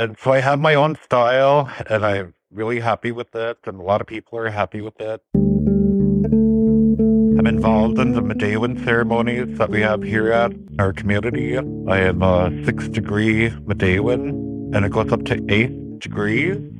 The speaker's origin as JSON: {"language": "English", "area": "Red Lake Nation", "region": "Minnesota", "country": "United States", "said": "I am from the Red Lake Nation of Minnesota. The district I live in is Obaashing. That is the Panima district."}